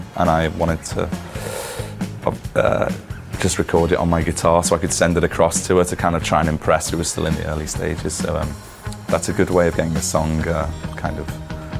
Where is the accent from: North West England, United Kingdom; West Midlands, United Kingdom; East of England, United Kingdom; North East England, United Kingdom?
North West England, United Kingdom; Liverpool; growing up in Liverpool, … were obviously a massive influence on us.